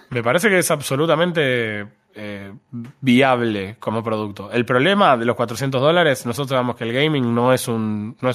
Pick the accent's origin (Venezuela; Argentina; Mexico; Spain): Argentina; claro, no, yo soy argentino en realidad.